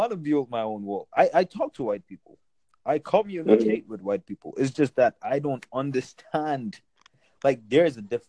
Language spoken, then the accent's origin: English; Nigeria; moved away; since we're coming from Nigeria